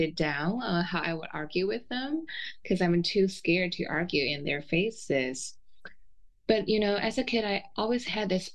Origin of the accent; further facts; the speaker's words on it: China; moved away as an adult; I was born and raised in China